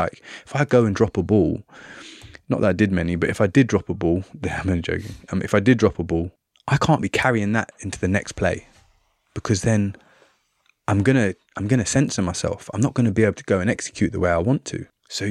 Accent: Trinidad & Tobago; You know, I grew up in Trinidad and Tobago a lot of my time.

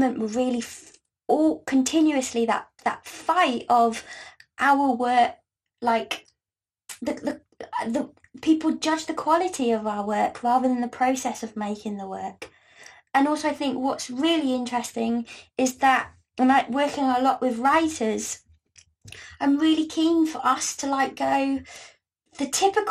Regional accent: Gloucestershire, South West England, United Kingdom; I grew up in Gloucestershire

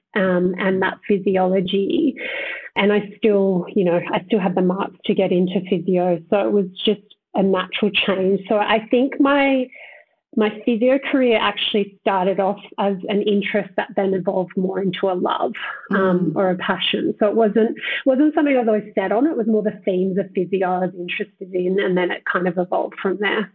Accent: Southern Highlands, New South Wales, Australia; I grew up in Southern Highlands in cooler climates.

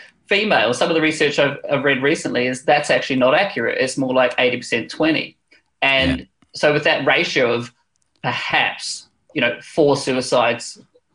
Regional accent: New Zealand; now in London, United Kingdom; I'm a Kiwi abroad

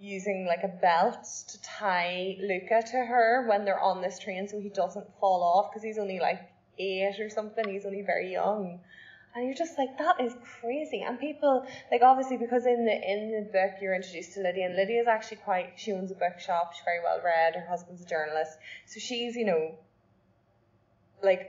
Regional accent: Ireland; as an Irish person

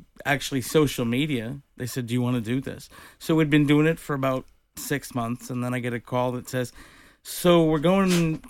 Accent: Detroit, Michigan, United States; I'm from Detroit, Michigan, yep.

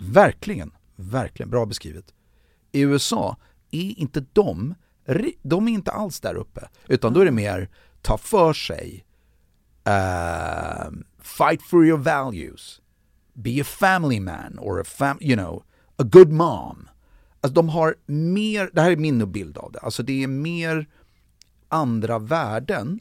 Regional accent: Sweden; moved away as an adult; now in Los Angeles, United States; som svensk

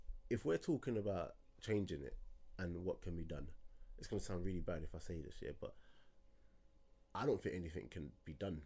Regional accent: London, United Kingdom; I grew up in Peckham.

